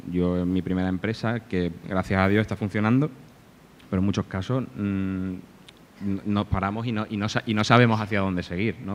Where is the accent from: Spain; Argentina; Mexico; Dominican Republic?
Spain; Málaga, Andalusia; now in Alicante, Spain; yo soy de Málaga, pero vivo, vivo aquí en Alicante hace cinco años porque mi mujer es de aquí